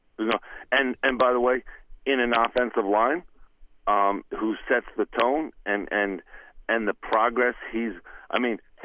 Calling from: Cranford, New Jersey, United States; from Cranford

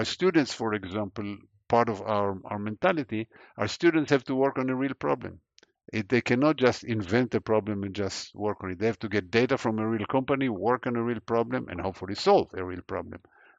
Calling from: Cambridge, Massachusetts, United States; I'm calling from Cambridge, Massachusetts. It's from my office at the MIT campus.

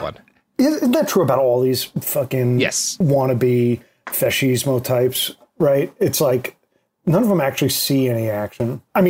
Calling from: New York, United States; I'm calling from New York.

